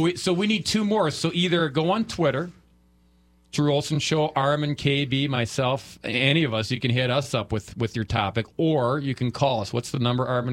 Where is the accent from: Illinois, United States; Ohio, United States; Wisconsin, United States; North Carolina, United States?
Wisconsin, United States; we're from Wisconsin